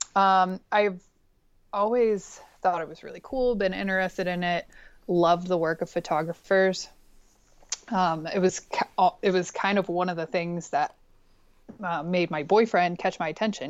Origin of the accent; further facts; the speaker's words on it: Pittsburgh, Pennsylvania, United States; moved away as an adult; now in Bozeman, United States; I'm originally from Pittsburgh, Pennsylvania